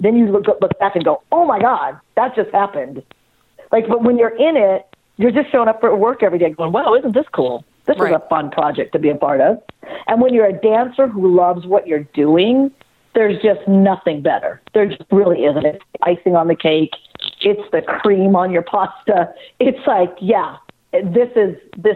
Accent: an hour outside of Los Angeles, California, United States; I grew up an hour outside of Los Angeles where there's nothing but desert that separates you

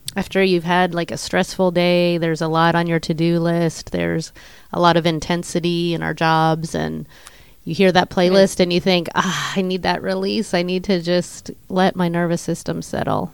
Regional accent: Pittsburgh, Pennsylvania, United States; we're from Pittsburgh

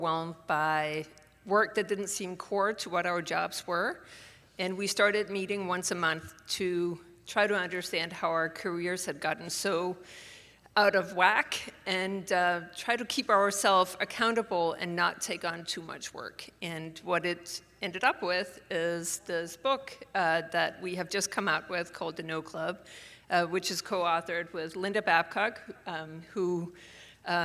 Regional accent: Denmark; moved away as an adult; now in Pittsburgh, United States; I am born and raised in Denmark and came to the U.S. Supposedly for a year, and I have now been here for 30.

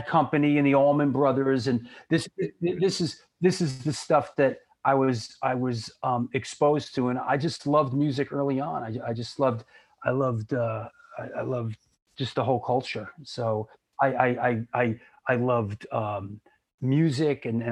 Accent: New York City, New York, United States; also born or lived in Boston, Massachusetts; I was born in Queens, New York, in Forest Hills. Yeah. I lived there for a couple years, and then I spent my younger years there growing up in Manhattan, in Yorkville. Yeah. And then I moved up to the Bronx, to the Spite and Dival section of the Bronx, where I basically lived my teenage years

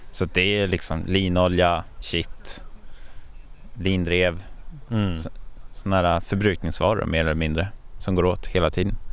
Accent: Stockholm, Stockholm County, Sweden; säger jag som en stockholmare här.

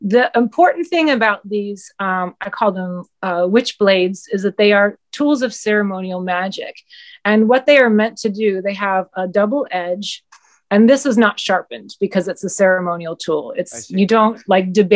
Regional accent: Southeast, United States; moved away as an adult; also born or lived in New York City; I grew up in the Southeast

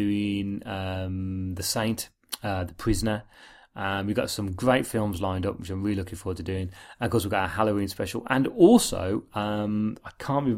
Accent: Birmingham, West Midlands, United Kingdom; We're two blokes from Birmingham

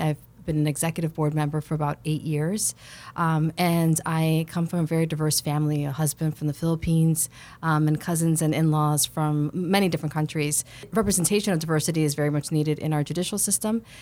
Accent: Chicago, Illinois, United States; I'm born and raised in Chicago on the Northwest Side

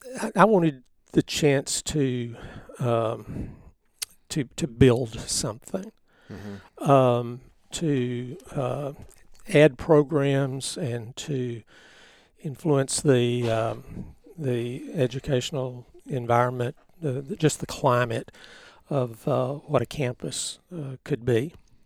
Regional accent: Grand Saline, Texas, United States; Yes, yes. Uh-huh. And, you know, most of the folks my age that were born here in Van Zandt County were born in Grand Saline at that hospital. That was my original home out there.

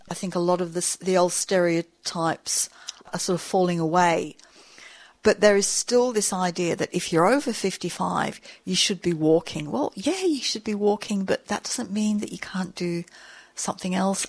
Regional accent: England, United Kingdom; moved away as an adult; now in Sydney, Australia; I'm English. Um, I'm a journalist. I arrived here on a ship in the 70s

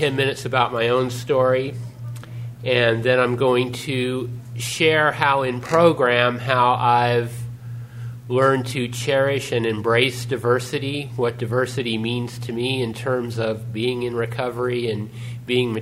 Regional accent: Newark, California, United States; also born or lived in Fremont, California; growing up in Newark and Fremont

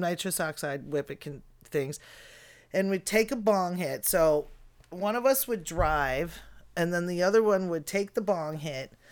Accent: outside of Chicago, Illinois, United States; moved away; also born or lived in Bellingham, Washington; growing up outside of Chicago

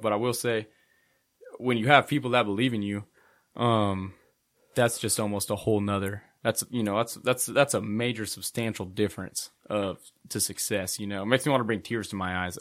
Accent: Hutchinson, Kansas, United States; I grew up here in Hutchinson.

